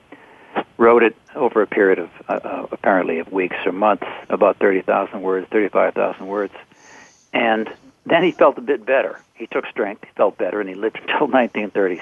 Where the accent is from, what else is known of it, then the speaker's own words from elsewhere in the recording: Boston, Massachusetts, United States; I was born in Boston